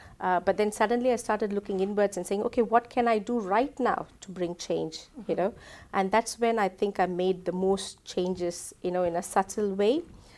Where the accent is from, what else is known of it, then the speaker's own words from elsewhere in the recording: India; moved away as an adult; now in England; I'm originally from India, so I moved to England 17 years before.